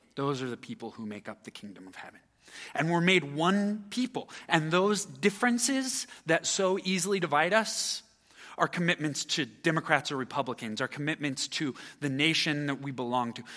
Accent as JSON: {"language": "English", "country": "United States", "said": "As an American citizen"}